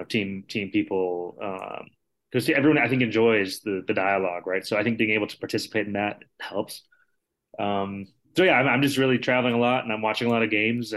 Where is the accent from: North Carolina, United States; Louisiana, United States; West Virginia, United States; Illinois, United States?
Illinois, United States; Chicago; I grew up in Chicago, so I went to Northwestern